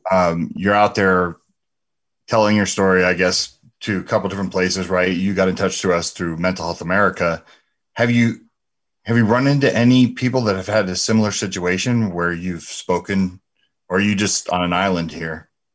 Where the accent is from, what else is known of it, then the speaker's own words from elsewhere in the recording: New Jersey, United States; growing up in New Jersey